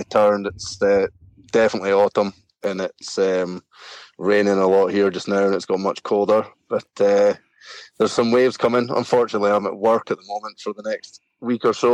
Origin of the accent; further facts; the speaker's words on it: Moray Firth coast of Scotland, United Kingdom; now in Thurso, United Kingdom; I grew up like on the Murray Firth coast of Scotland, so like down kind of along the coast from east of Inverness